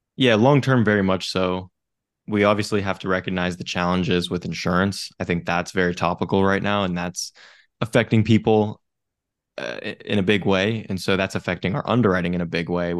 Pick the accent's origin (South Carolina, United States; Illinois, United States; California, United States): California, United States; Bay Area, Northern; I grew up in Northern California in the Bay Area in a real estate family